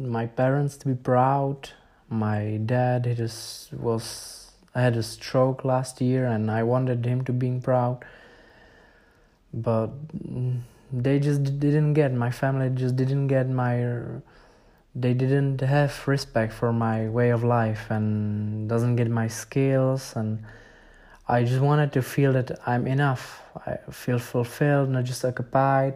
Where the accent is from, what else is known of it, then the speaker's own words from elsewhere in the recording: Czechia; English is a second language; I was a beginner from Czech Republic